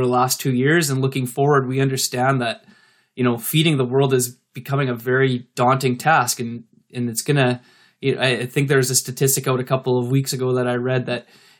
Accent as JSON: {"language": "English", "country": "Canada", "said": "being a Canadian myself"}